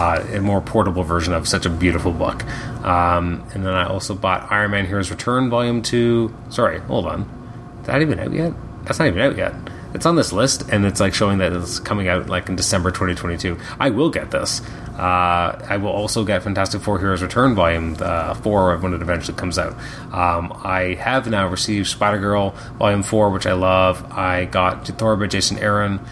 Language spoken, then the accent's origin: English; Canada; I'm Canadian